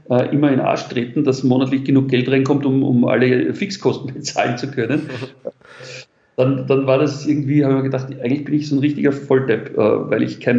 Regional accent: Vienna, Austria; ich bin in Wien geboren, äh, als Kind in ganz einfachen Verhältnissen in Wien in einem Arbeiterbezirk.

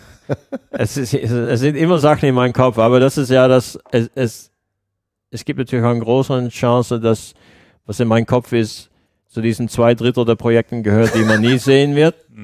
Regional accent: Netherlands

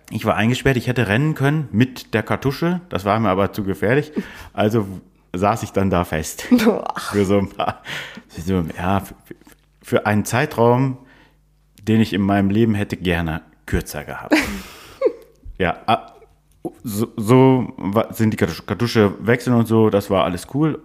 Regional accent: Northern Germany, Germany; Als Norddeutscher, wir sind ja beides Norddeutsche

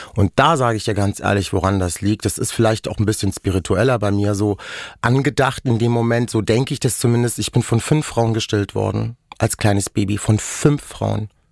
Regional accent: Germany; first language Romani; German is a second language; wir sind in Deutschland aufgewachsen, wir sind hier geboren.

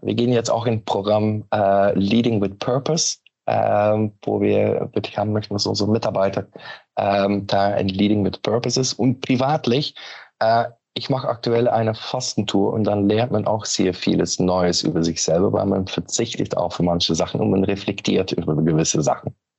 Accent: Belgium; German is a second language; moved away as an adult; now in Hamburg, Germany; bin Belgier von Origine, aber wohne mittlerweile seit 13 Jahren in Hamburg

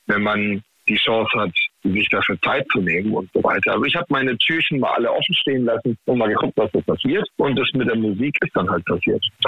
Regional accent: Heidelberg, Baden-Württemberg, Germany; ich natürlich als Heidelberger äh, Baujahr 85 mit den Söhnen aufgewachsen bin. Ne? Also hier im Rhein-Neckar-Delta

